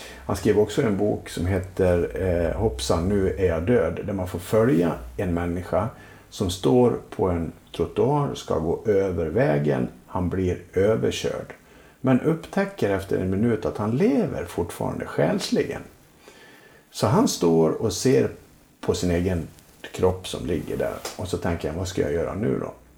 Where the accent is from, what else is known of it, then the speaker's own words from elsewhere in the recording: Leksand, Dalarna County, Sweden; jag är ju uppvuxen i Leksand